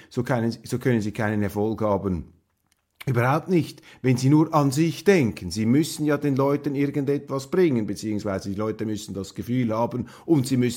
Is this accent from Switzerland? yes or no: yes; Switzerland; in der deutschen Presselandschaft der Moralismus gegen Berlusconi viel massiver ausgeprägt ist als bei uns in der Schweiz